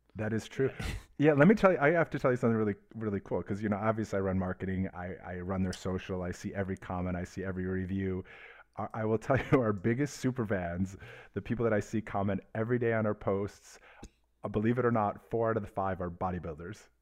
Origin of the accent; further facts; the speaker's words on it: Detroit, Michigan, United States; also born or lived in Miami / Los Angeles / Atlanta / Boston; now in California, United States; grew up in uh, Detroit suburbs